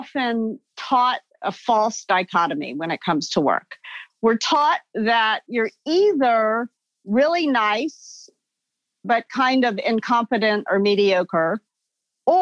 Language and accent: English; Memphis, Tennessee, United States; moved away as an adult; also born or lived in New York City; I grew up in the Mid-South. I grew up in Memphis